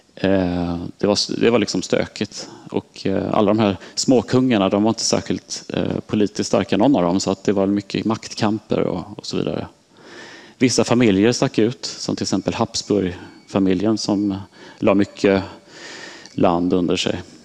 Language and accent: Swedish; Sweden; moved away as an adult; also born or lived in Switzerland; som svensk